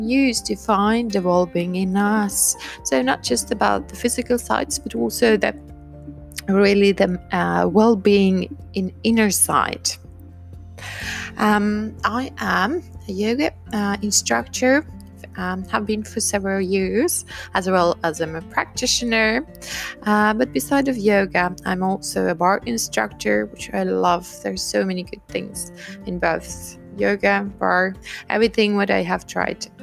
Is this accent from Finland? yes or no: yes; Finland; I am from Finland